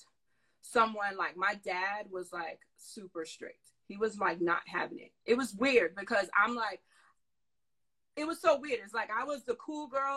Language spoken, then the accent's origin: English; New York City, New York, United States; also born or lived in Brooklyn; I'm born and raised in New York City, New York. I was born in Brooklyn, raised in the Bronx